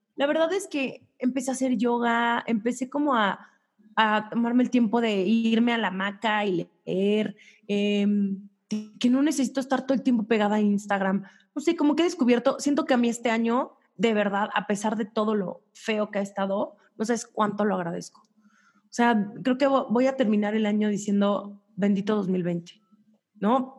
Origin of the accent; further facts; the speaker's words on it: Mexico; also born or lived in New York; las mexicanas traemos culpas